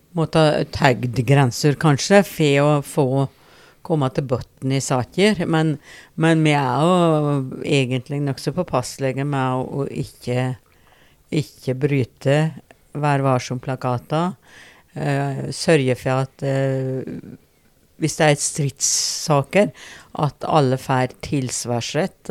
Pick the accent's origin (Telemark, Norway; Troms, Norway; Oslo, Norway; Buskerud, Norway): Telemark, Norway; Rauland; now in Porsgrunn, Norway; jeg er opprinnelig fra Rauland. Bor nå i Porsgrunn